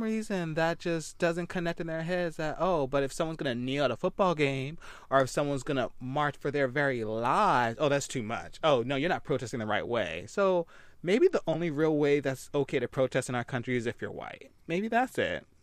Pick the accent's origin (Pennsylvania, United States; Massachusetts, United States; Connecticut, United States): Pennsylvania, United States; Philadelphia; I'm originally from Philly